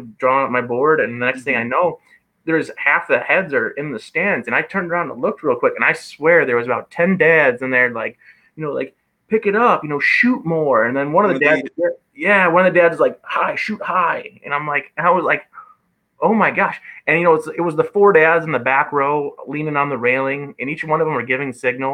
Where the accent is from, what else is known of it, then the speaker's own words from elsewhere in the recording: Michigan, United States; now in Fond du Lac, United States; I'm from Michigan